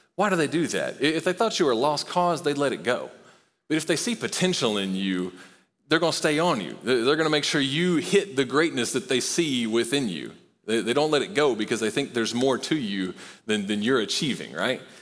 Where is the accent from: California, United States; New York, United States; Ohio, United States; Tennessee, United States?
Tennessee, United States; Knoxville; I grew up in Knoxville